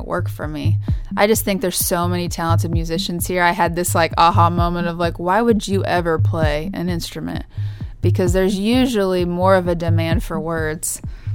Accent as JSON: {"language": "English", "region": "Kansas", "country": "United States", "tie": "born or raised there", "moved": "yes", "said": "my hometown in Kansas"}